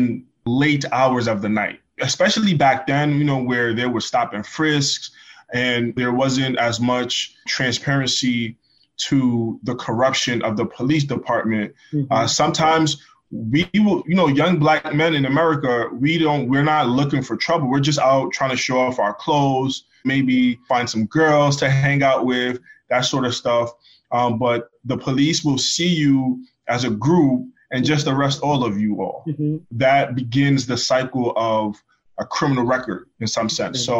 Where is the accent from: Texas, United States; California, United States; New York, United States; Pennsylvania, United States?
New York, United States; New York City; first language Malinke; also born or lived in Guinea / Connecticut; I grew up in the Bronx